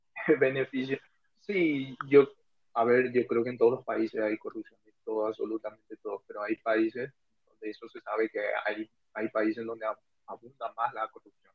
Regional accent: Paraguay; moved away as an adult; now in Spain; soy paraguayo y vivo desde hace un año

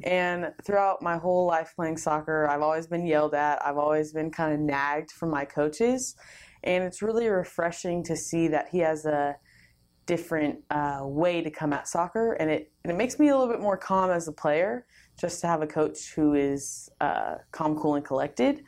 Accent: California, United States; moved away; I'm originally from California.

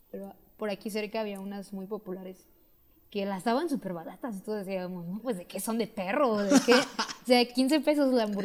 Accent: Mexico; yo soy muy mexicano

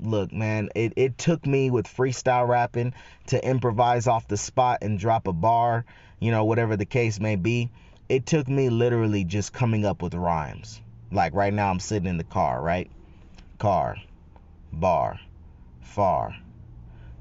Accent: Northern California, United States; in Northern Cali, man, we call it being side busted

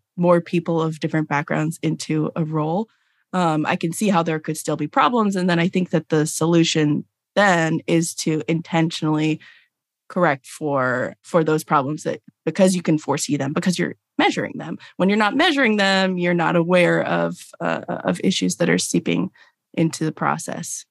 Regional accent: Los Angeles, California, United States; now in Durham, United States; I grew up in Los Angeles

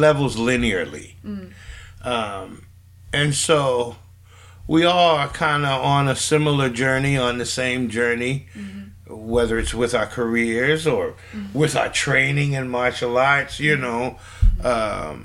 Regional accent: Pleasantville, New Jersey, United States; I'm from Pleasantville, New Jersey, which is 5 to 7 miles west of Atlantic City.

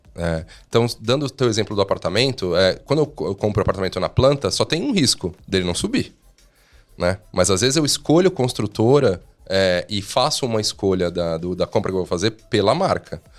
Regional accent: Brazil; a gente é brasileiro

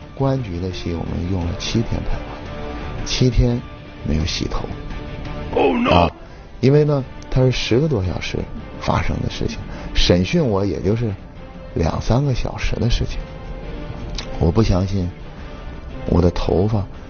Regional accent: Northeast China, China; 我是东北长大的

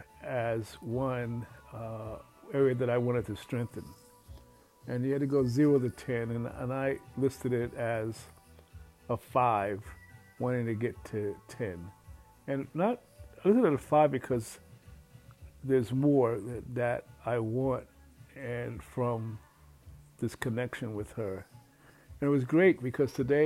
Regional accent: New York City, New York, United States; growing up in Red Fern Projects

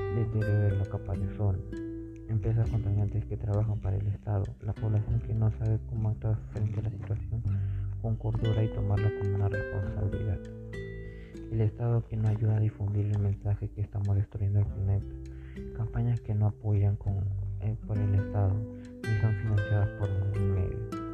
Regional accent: Peru; nosotros como peruanos

